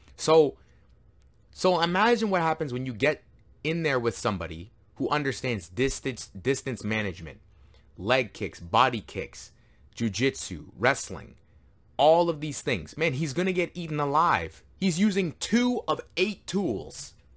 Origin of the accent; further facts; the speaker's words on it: Canada; I am Canadian